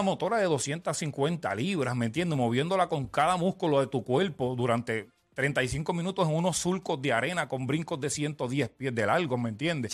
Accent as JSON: {"language": "Spanish", "town": "Ponce", "country": "Puerto Rico", "said": "Yo soy de Ponce"}